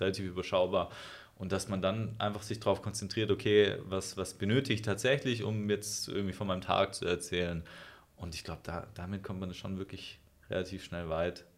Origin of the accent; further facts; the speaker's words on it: Germany; als Europäer oder als Deutsche